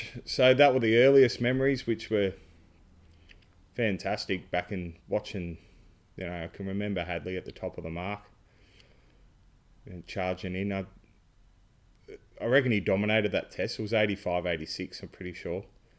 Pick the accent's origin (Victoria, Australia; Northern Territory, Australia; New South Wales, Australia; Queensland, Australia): Queensland, Australia; Brisbane; also born or lived in Sydney / Melbourne; Dad's work and sort of born in Sydney and then Melbourne, and then my earliest memories of cricket were in Brisbane in the backyard, summers, hot summers